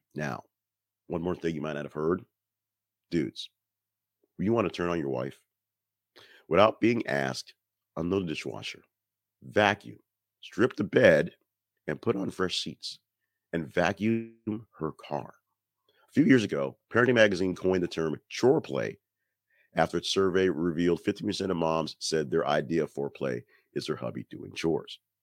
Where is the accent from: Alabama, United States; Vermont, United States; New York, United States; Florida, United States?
Alabama, United States; I'm from Alabama